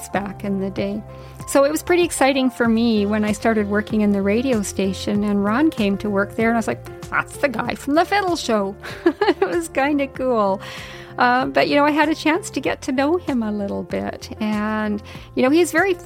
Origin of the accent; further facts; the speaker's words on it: Yukon, Canada; when I was a little girl growing up in the Yukon.